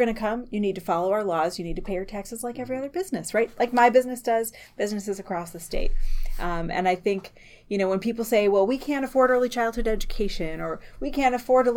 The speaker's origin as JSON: {"language": "English", "town": "Medford", "region": "Wisconsin", "country": "United States", "tie": "born or raised there", "also_born_or_lived": "Marshfield, Wisconsin / Madison, Wisconsin", "said": "I was born in Marshfield, grew up in Medford, which is in Taylor County, north of Highway 29. And then later my family moved to Madison."}